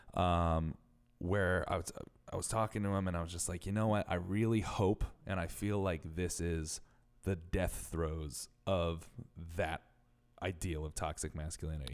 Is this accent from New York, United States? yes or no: no; Connecticut, United States; I'm from Connecticut